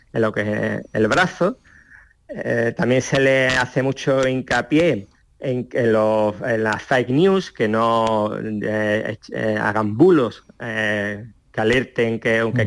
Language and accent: Spanish; Ceuta, Spain; natural de Ceuta